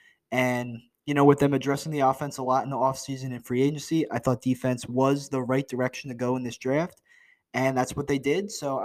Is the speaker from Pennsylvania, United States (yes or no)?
yes; Philadelphia, Pennsylvania, United States; I am from the Philly area.